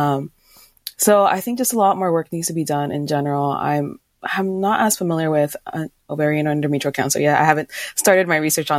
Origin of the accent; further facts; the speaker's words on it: California, United States; now in Minnesota, United States; I grew up in California